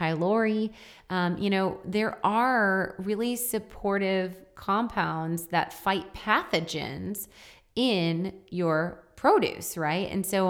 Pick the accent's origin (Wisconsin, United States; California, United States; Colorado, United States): Wisconsin, United States; Yeah, I am from Wisconsin.